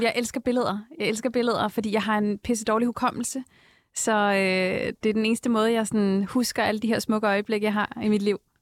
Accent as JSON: {"language": "Danish", "area": "Vestegnen", "region": "Capital Region of Denmark", "country": "Denmark", "tie": "born or raised there", "said": "min egen uh, opvækst i The Hood, uh, Vestegnen."}